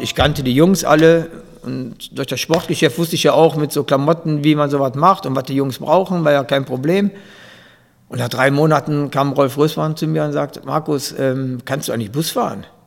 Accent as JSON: {"language": "German", "town": "Grevenbroich", "region": "North Rhine-Westphalia", "country": "Germany", "said": "ich komme aus, aus Gierad und habe in Gierad Fußball gespielt"}